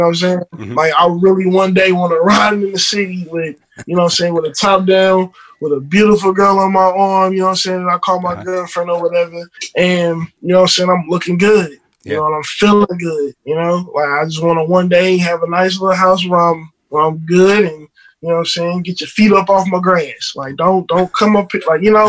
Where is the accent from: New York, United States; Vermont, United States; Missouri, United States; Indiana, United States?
Missouri, United States; St. Louis; I'm born and raised in St. Louis